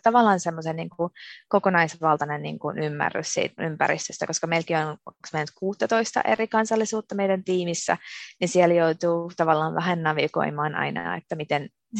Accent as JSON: {"language": "Finnish", "country": "Finland", "tie": "born or raised there", "moved": "as an adult", "lives_now": "Amsterdam, Netherlands", "said": "mä olen syntynyt ja asunut Suomessa koko elämäni"}